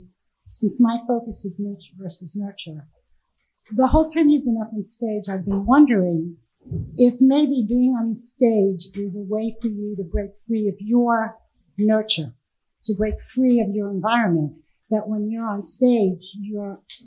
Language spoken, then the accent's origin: English; Miami, Florida, United States; My brother here, we're from Miami